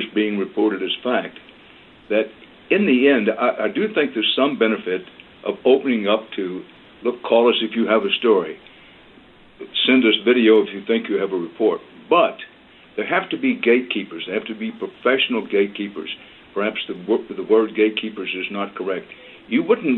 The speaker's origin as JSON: {"language": "English", "region": "Texas", "country": "United States", "tie": "born or raised there", "said": "I'm a Texan by birth and by choice"}